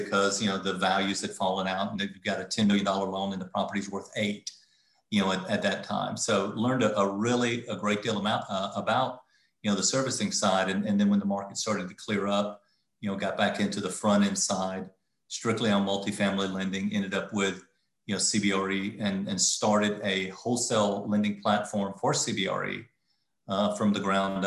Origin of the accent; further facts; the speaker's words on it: the Carolinas, United States; also born or lived in South Florida; now in Charlotte, United States; I was in South Florida at the time, but I'm from the Carolinas